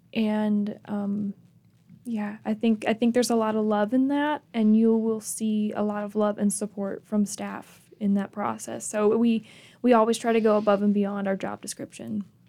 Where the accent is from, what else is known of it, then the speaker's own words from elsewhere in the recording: Michigan, United States; moved away as an adult; also born or lived in Grayson, Kentucky / Clemson, South Carolina; I'm from Michigan, I spent my summers in Kentucky with my family.